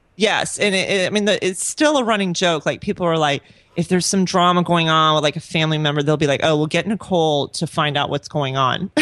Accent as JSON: {"language": "English", "town": "Orlando", "region": "Florida", "country": "United States", "tie": "born or raised there", "also_born_or_lived": "Pensacola / Honduras", "moved": "as an adult", "lives_now": "Lakeland, United States", "said": "I'm originally from Orlando. I was born and raised there."}